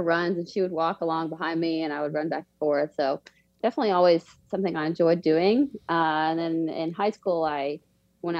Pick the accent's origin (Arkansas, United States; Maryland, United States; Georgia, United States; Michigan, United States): Georgia, United States; Atlanta; moved away as an adult; also born or lived in Davidson, North Carolina; now in Charlotte, United States; I was born in Atlanta. So grew up in Atlanta as a kid, moved around a little bit, but went to high school in like Northeast Atlanta